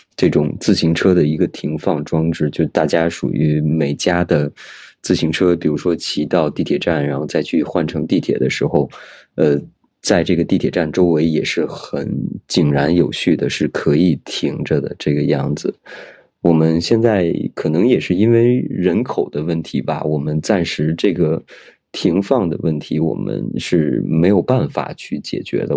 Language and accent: Chinese; Beijing, China; moved away as an adult; now in Shanghai, China; 因为我本来我是一个北京人